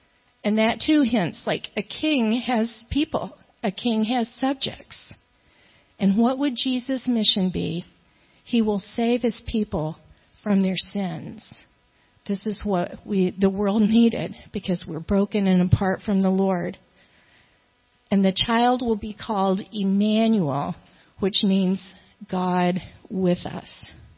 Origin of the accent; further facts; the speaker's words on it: United States; us as American